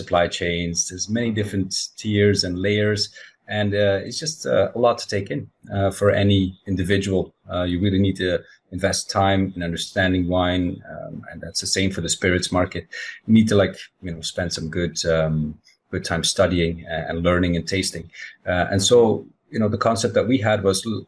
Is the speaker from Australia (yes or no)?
no; Belgium; I grew up in Belgium, right next to the old world, France.